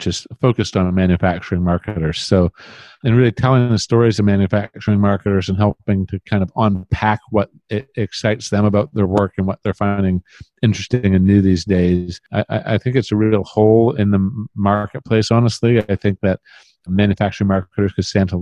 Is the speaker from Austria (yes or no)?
no; Canada; As a Canadian